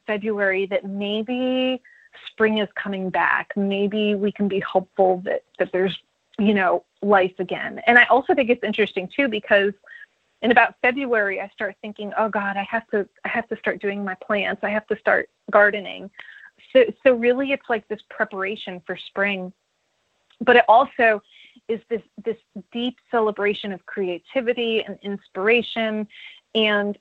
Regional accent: Northeast, United States; moved away as an adult; now in Nashville, United States; I'm from the Northeast, so I went to the Big E, and it was like this agricultural fair

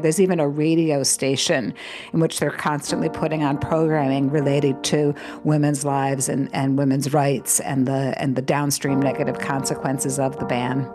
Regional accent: United States; an American living in this moment

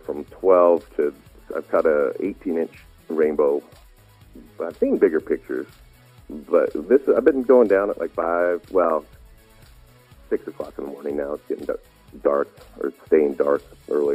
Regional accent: United States; moved away; also born or lived in Utah / Wyoming; growing up in Utah and Wyoming

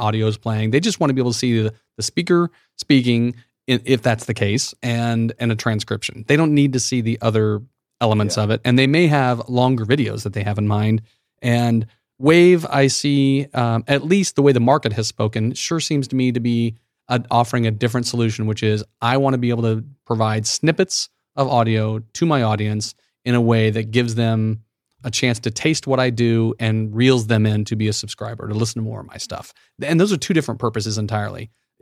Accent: Midwest, United States; one Midwesterner

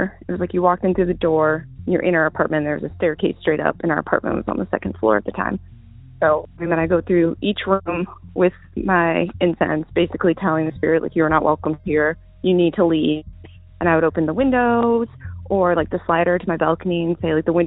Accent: Virginia, United States; I'm from Virginia.

